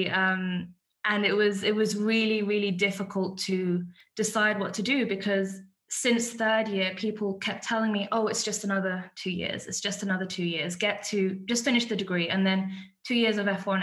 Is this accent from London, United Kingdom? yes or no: yes; London, United Kingdom; also born or lived in Iraq / Manchester / Berlin; I was born in Iraq and I moved to the UK when I was 5. And I was essentially raised in London.